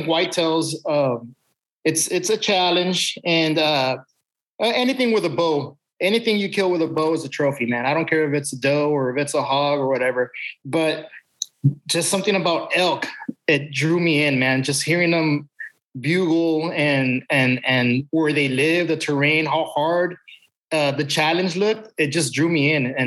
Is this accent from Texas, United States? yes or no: yes; San Benito, Texas, United States; I'm from South Texas, man. As far south as you can get, the border of Mexico and Texas, a little town called San Benito.